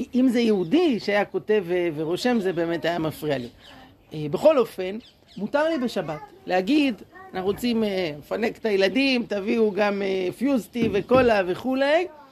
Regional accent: Jerusalem, Jerusalem District, Israel; moved away as an adult; now in Shoham, Israel; אני גדלתי בירושלים בשכונת הר נוף

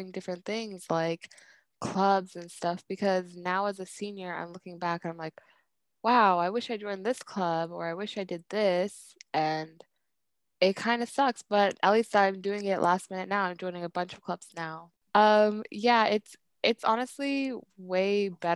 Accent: Bay Area, California, United States; I was born in the Bay Area. I honestly don't know

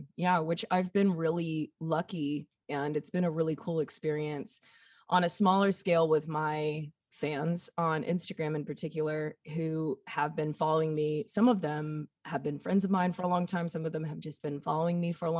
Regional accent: the South, United States; growing up in the South for such a long time and experiencing like just kind of schools of thought or like just patterns.

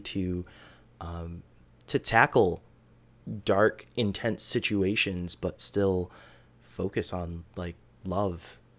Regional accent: United States; as an American

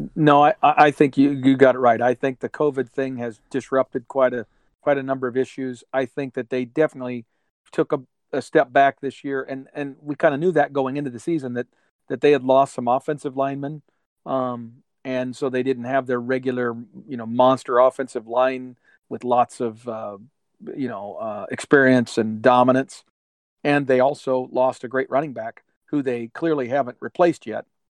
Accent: Michigan, United States; we're from Michigan

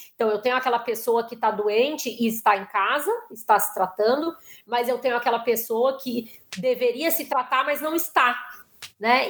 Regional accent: Porto Alegre, Rio Grande do Sul, Brazil; moved away as an adult; now in São Paulo, Brazil; eu sou de Porto Alegre e moro em São Paulo já há 20 e poucos anos

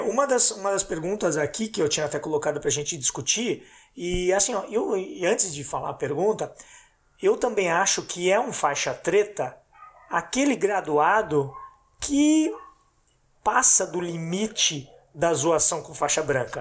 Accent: Blumenau, Santa Catarina, Brazil; nós somos de Blumenau, Santa Catarina

